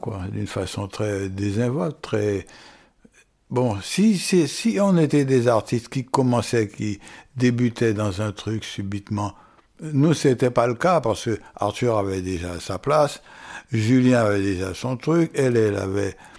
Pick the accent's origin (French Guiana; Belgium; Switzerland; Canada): French Guiana; moi, en tant que Guyanais